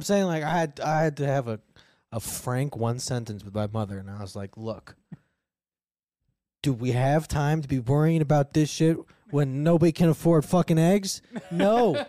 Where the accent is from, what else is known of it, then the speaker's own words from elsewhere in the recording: United States; as an American.